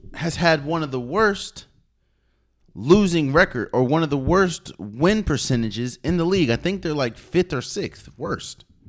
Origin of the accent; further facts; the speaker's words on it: Prince George's County, Maryland, United States; I'm from PG County